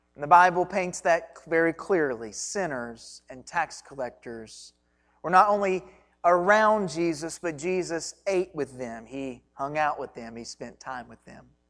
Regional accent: Hancock County, Kentucky, United States; I grew up in just the other side of Breckenridge County in Hancock County, Kentucky

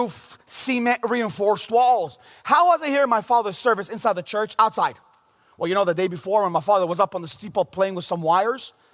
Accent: Bethlehem, West Bank, Palestine; also born or lived in Jerusalem / United States; I grew up in the city of Bethlehem in Jerusalem. I was born in Jerusalem. I grew up in Bethlehem all my life, minus a few years of going to college in America.

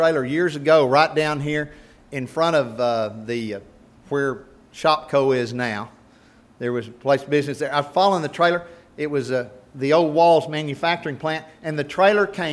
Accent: Nocona, Texas, United States; I grew up in Nocona.

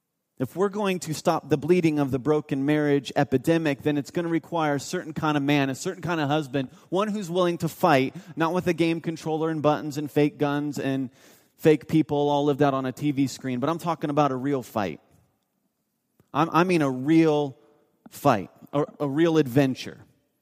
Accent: Mount Vernon, Ohio, United States; I grew up in North of Columbus, Ohio, a town called Mount Vernon.

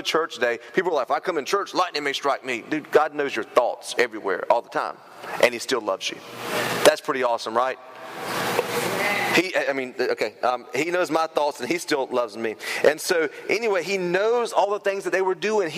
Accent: Turkey, North Carolina, United States; I grew up in Turkey, but my Turkey is North Carolina

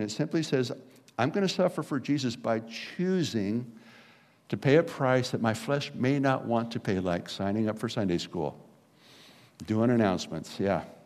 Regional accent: Garden Grove, California, United States; my hometown of Garden Grove, California

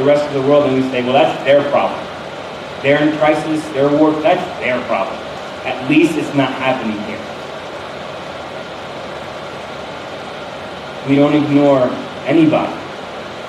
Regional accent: northern New Jersey, United States; I'm from New Jersey, like not the South, but like in the North. So we're kind of close to Manhattan

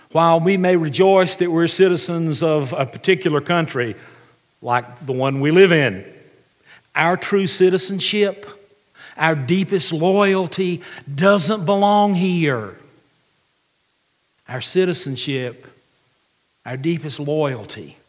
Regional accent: United States; as an American

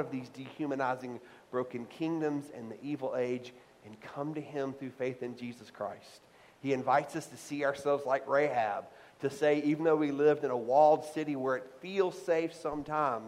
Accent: the South, United States; I grew up in the South

